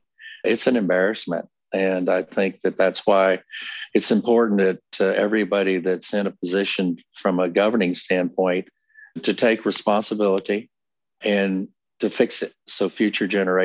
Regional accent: Texas, United States; I was born and raised in Texas.

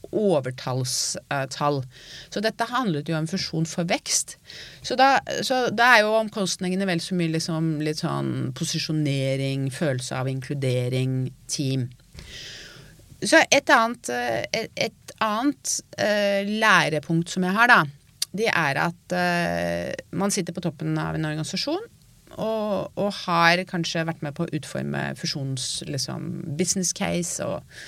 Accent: Norway; jeg er norsk

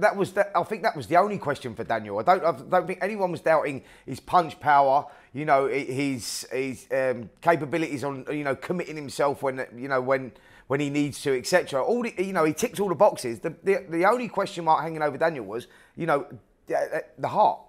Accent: United Kingdom; British fight fans over here

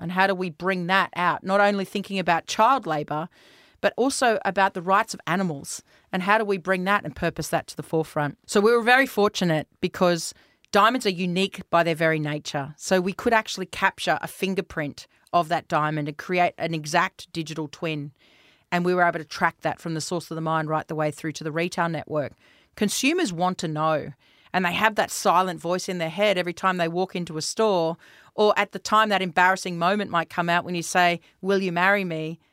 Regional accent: Australia; also born or lived in New Zealand; I've spent the better part of my adolescence, um, in Australia

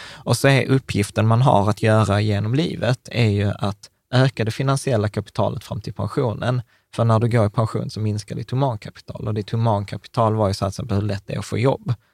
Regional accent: Malmö, Skåne, Sweden; vi är Malmöbor.

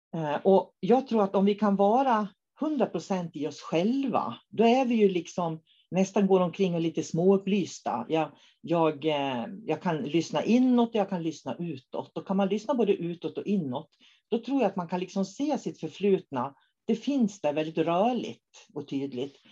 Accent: Norrbotten County, Sweden; jag kommer från Norrbotten

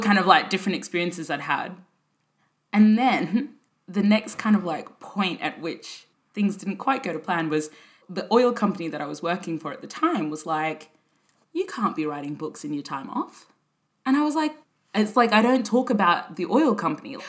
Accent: Brisbane, Queensland, Australia; moved away as an adult; also born or lived in Sudan; now in London, United Kingdom; I grew up in Brisbane in the 90s

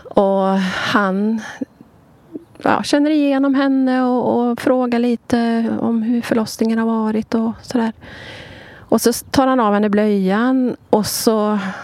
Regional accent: Sweden; jag är ju född och uppvuxen i Sverige

